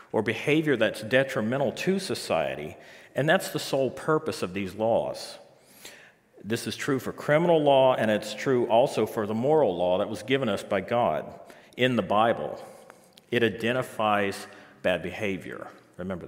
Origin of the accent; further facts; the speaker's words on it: Biloxi, Mississippi, United States; moved away as an adult; now in St. John's, Canada; I'm originally from Biloxi, Mississippi